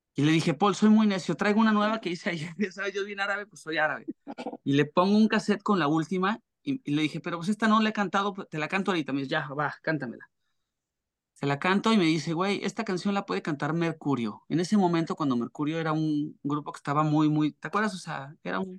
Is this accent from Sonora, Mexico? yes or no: no; Torreón, Coahuila, Mexico; moved away as an adult; also born or lived in Mexico City; en Torreón, donde yo nací